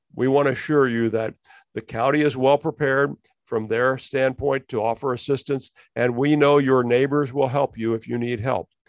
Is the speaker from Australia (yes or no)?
no; United States; we as American Christians